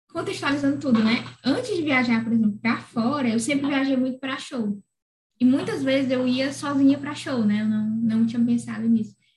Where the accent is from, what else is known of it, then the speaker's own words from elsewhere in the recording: Fortaleza, Ceará, Brazil; E eu sou a …, eu sou de Fortaleza.